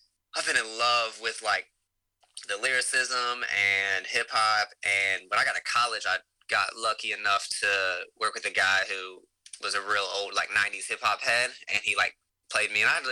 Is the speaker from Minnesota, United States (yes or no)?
no; Davie County, near Winston-Salem, North Carolina, United States; moved away as an adult; now in Raleigh, United States; I grew up in Davie County, right outside of Winston, but super small town, real country.